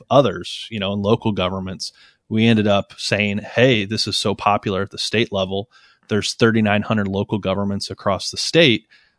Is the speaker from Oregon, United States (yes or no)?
no; Cleveland, Ohio, United States; And I'm from Cleveland, but I'm more likely to go to Detroit or Pittsburgh or Chicago or New York than I am to maybe go to Columbus or certainly Cincinnati.